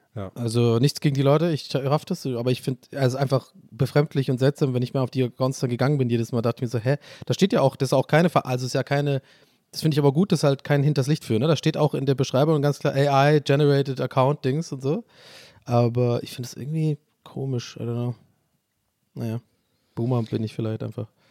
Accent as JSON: {"language": "German", "town": "Tübingen", "region": "Baden-Württemberg", "country": "Germany", "tie": "born or raised there", "moved": "as an adult", "lives_now": "Erfurt, Germany", "said": "Ich bin in der Altstadt groß geworden"}